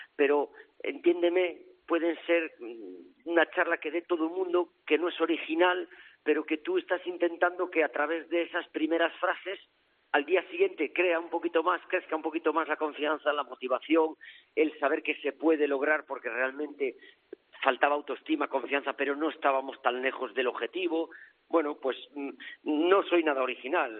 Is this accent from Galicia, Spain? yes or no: yes; north of A Coruña, Galicia, Spain; now in Almendralejo, Spain; yo soy del norte de Coruña